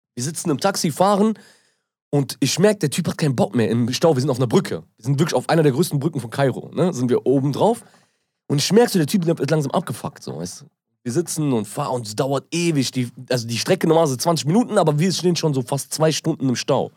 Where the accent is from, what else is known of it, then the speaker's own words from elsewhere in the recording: Germany; ich bin aus Deutschland